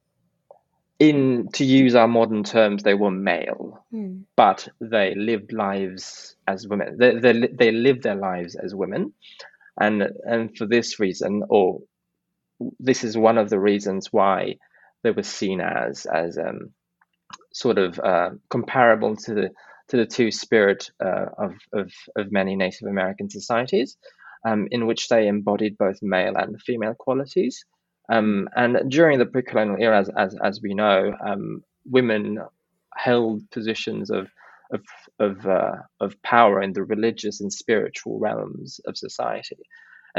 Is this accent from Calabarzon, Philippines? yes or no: yes; Calabarzon, Philippines; I grew up in a very, it wasn't a very rural part of Cavite